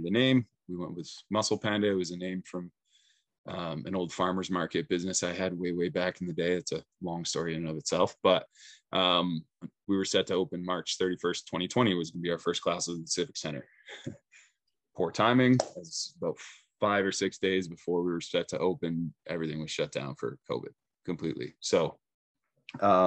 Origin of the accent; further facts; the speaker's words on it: Saskatchewan, Canada; moved away as an adult; now in Prince Rupert, Canada; I'm originally from Saskatchewan